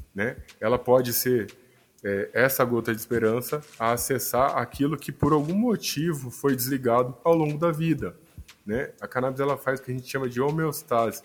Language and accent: Portuguese; Cuiabá, Mato Grosso, Brazil; moved away as an adult; now in São Paulo, Brazil; eu sou natural de Cuiabá, Mato Grosso, e meu primeiro consultório foi lá